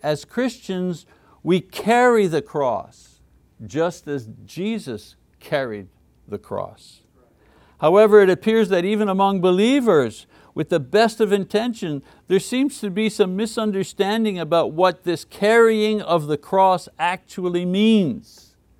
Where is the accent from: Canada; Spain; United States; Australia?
Canada; Montreal, Quebec; moved away; Montreal, my hometown in French Canada